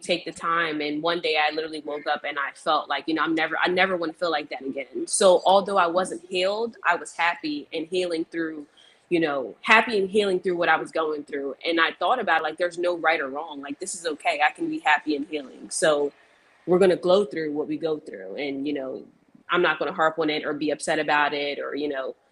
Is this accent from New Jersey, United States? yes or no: yes; New Jersey, United States; I'm from South Jersey